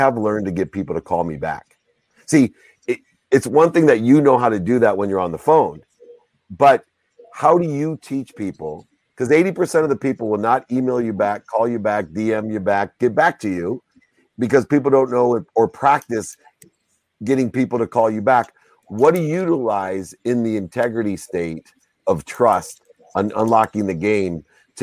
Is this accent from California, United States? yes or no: yes; San Diego, California, United States; born or raised there